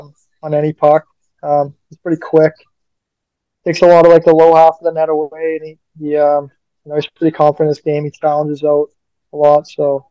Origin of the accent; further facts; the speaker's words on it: Edmonton, Alberta, Canada; moved away; I grew up in Edmonton, and I was a Oilers fan growing up